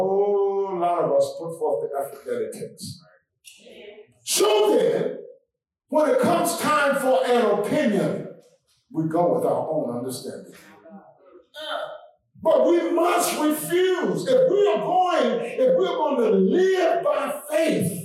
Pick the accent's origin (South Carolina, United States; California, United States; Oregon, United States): South Carolina, United States; Blair; moved away; I grew up in Blair, South Carolina.